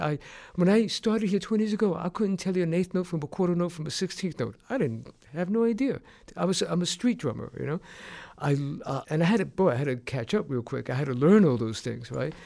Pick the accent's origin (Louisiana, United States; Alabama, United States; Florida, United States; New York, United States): New York, United States; New York City; moved away; My parents are from Puerto Rico, and I was raised in New York City